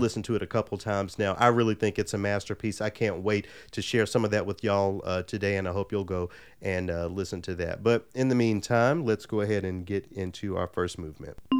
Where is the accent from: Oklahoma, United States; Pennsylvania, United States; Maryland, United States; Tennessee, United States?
Tennessee, United States; Memphis; moved away; growing up in Memphis, the Vietnamese population was actually very large